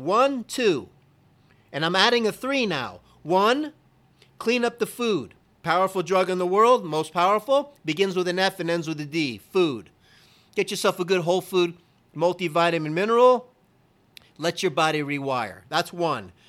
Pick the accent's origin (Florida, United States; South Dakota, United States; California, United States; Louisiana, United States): Florida, United States; Kendall; We lived kitty corner to where I was born in Kendall, right right diagonal, you could hit it with a rock, Baptist Hospital